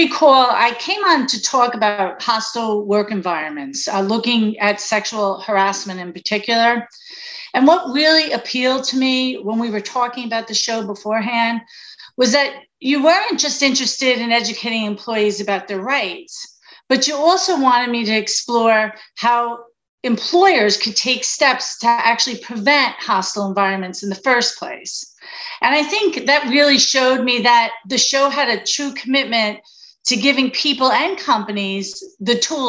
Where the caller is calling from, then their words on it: Glassboro, New Jersey, United States; I'm coming from Glassboro, New Jersey, down in South Jersey, right by Rowan University.